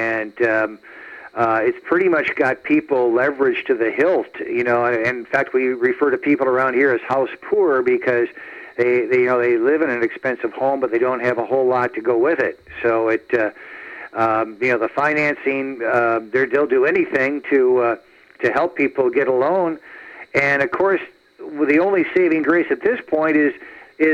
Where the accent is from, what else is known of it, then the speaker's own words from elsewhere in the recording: Wisconsin, United States; moved away as an adult; also born or lived in Chicago, Illinois; now in Connecticut, United States; I'm a homegrown Wisconsin boy, lived in Chicago for 25 years, and then moved to the East Coast